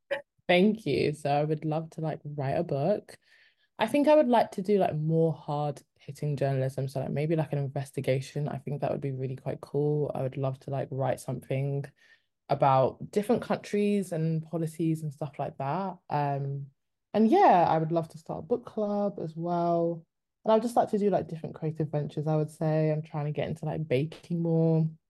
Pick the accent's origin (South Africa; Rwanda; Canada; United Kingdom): United Kingdom; also born or lived in Congo (heritage); I'm Congolese, but I'm also British.